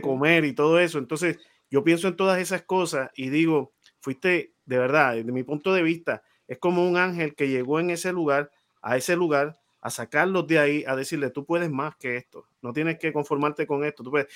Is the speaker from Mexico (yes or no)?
no; San Juan, Puerto Rico; los que venimos de caserío, yo soy de Monteatillo